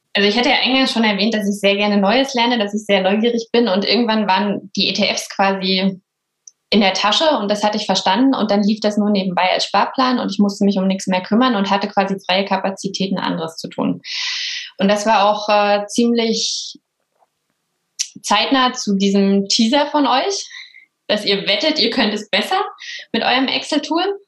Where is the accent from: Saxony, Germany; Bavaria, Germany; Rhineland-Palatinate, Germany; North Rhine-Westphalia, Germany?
Saxony, Germany; Bautzen; now in Berlin, Germany; Ich komme aber aus einem kleinen B an der Spree, aus Bautzen und bin jetzt nach Berlin gezogen, also Wahlberlinerin